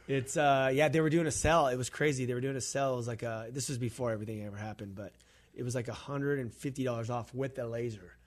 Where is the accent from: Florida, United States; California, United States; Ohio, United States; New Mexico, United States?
California, United States; we're from California.